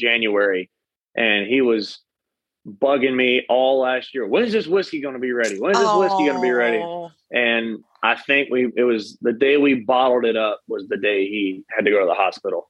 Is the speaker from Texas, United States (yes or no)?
yes; Katy, Texas, United States; now in College Station, United States; my hometown in Katy